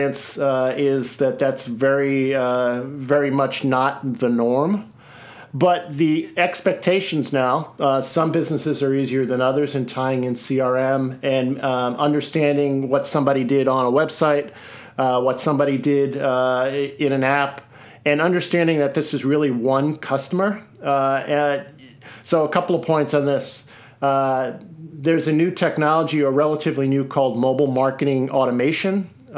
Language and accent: English; Seattle, Washington, United States; my hometown of Seattle